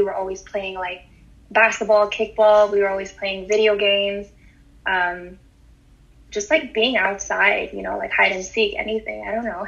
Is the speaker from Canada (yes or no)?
yes; Montreal, Quebec, Canada; I'm from Montreal in Canada, born and raised.